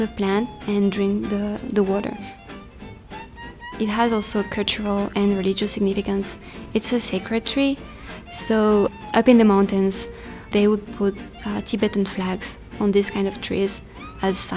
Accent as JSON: {"language": "English", "country": "France", "said": "I'm from France"}